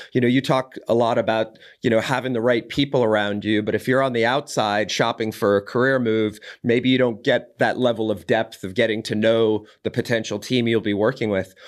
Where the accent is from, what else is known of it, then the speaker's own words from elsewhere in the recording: Boulder, Colorado, United States; my hometown of Boulder, Colorado